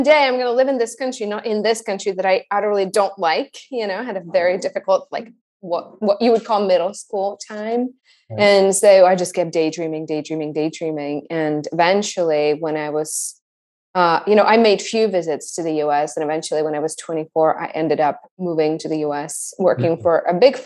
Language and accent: English; Tachov, Plzeň Region, Czechia; moved away as an adult; also born or lived in Peru; A little town in the middle of nowhere called Tachov, which is in the Czech Republic, about 10 minutes from the border with Germany.